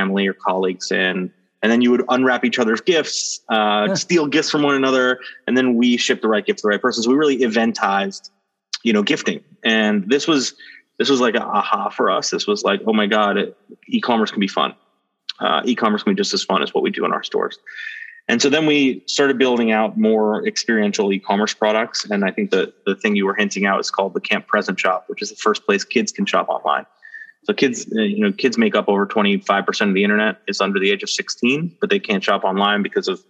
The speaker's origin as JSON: {"language": "English", "region": "New York", "country": "United States", "tie": "born or raised there", "said": "I grew up in New York"}